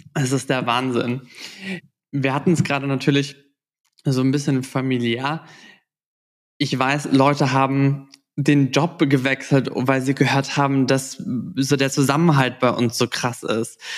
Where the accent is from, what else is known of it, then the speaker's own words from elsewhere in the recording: Southern Germany, Germany; ich komme aus dem Süden